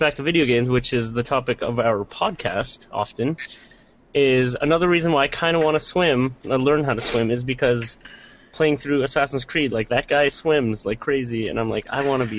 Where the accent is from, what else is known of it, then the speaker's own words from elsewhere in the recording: Alberta, Canada; My people are, but I was born in Canada.